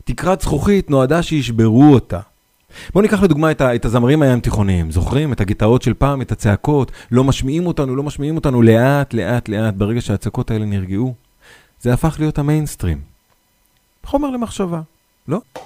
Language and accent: Hebrew; Northern District, Israel; אני נולדתי בעיר קטנה בצפון